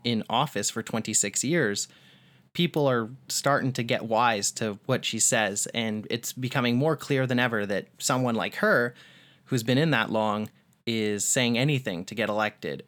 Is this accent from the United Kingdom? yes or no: no; Canada; I don't have a drop of Canadian blood in me. I was just born here